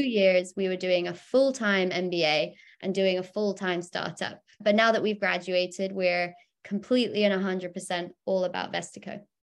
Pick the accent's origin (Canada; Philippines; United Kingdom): United Kingdom; I, I'm, I'm a Brit.